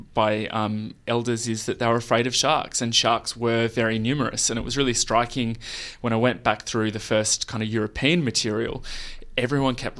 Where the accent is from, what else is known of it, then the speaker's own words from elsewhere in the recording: Perth, Western Australia, Australia; moved away; I grew up in Perth